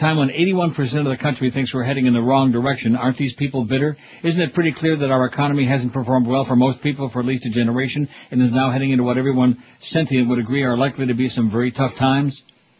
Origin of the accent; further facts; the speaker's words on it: Illinois, United States; in my hometown of Illinois, who are bitter.